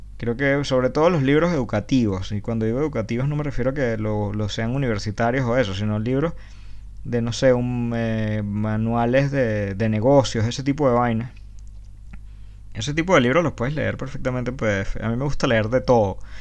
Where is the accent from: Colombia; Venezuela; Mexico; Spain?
Venezuela; moved away; todos los que hemos salido de Venezuela